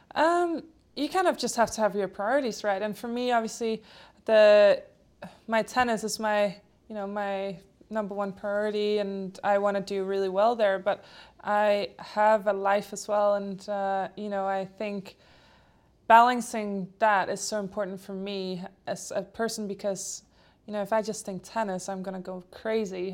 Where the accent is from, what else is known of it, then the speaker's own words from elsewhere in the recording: Denmark; first language Polish and Danish; English is a second language; I grew up in Denmark